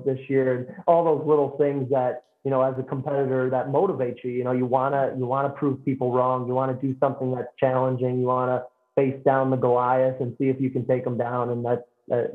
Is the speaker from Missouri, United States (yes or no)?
yes; St. Charles, Missouri, United States; moved away as an adult; now in Decatur, United States; I transferred back to my hometown, St. Charles, Missouri